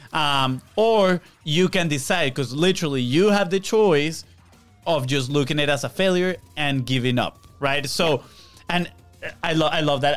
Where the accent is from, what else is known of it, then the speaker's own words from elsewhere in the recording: Venezuela; now in Florida, United States; I'm from Venezuela